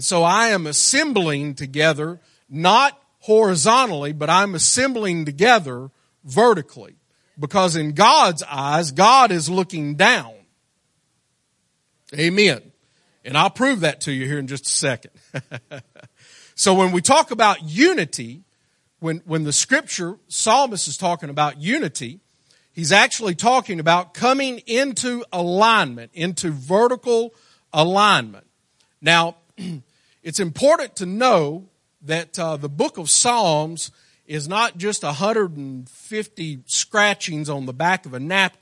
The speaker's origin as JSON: {"language": "English", "region": "Arkansas", "country": "United States", "said": "I'm from Arkansas"}